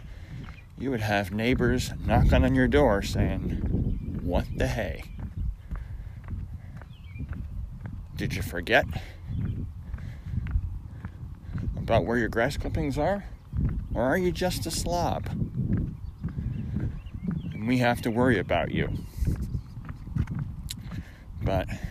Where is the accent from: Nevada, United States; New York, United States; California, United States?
New York, United States; Syracuse; moved away; I grew up in Syracuse, New York, in a place that rivals Seattle for clouds